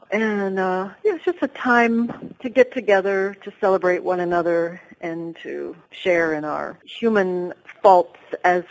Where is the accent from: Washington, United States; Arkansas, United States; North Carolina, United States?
Washington, United States; Eastern; moved away as an adult; now in Lopez Island, United States; I was raised in Eastern Washington